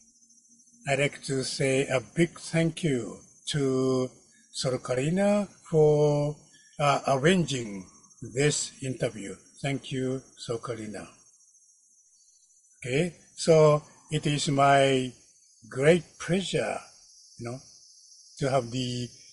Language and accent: English; Kyoto, Japan; I am from Kyoto, Japan